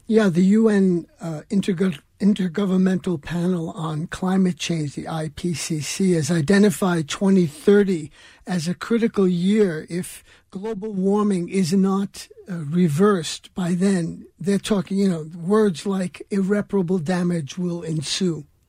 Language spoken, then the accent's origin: English; New York, United States; growing up in New York in the 1950s